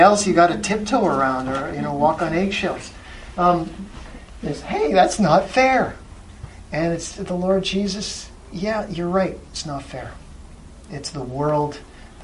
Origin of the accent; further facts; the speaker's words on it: Canada